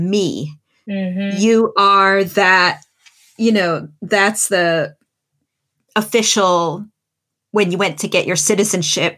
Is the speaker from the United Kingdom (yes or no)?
yes; England, United Kingdom; I was born and raised in England